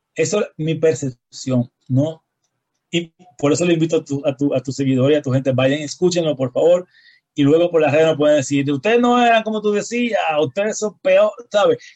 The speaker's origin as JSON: {"language": "Spanish", "country": "Dominican Republic", "said": "nosotros venimos del país del merengue y la bachata, el son y la salsa."}